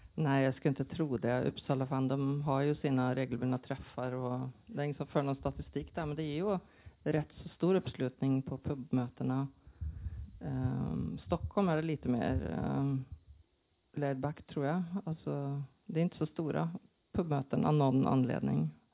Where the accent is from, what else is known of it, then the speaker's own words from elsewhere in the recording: Norway; Swedish is a second language; now in Sweden; jag är ju norsk SF-fan i grunden och sen flyttade till Sverige